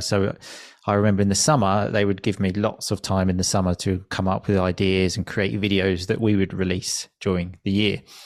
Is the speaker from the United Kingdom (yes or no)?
yes; Chelmsford, East of England, United Kingdom; moved away as an adult; also born or lived in Italy; I moved back to my hometown, Chelmsford, two years ago now